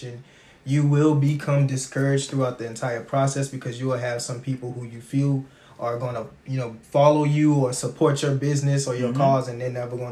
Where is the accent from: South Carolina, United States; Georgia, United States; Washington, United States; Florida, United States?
South Carolina, United States; Georgetown; also born or lived in Columbia, South Carolina; I'm originally from Georgetown, South Carolina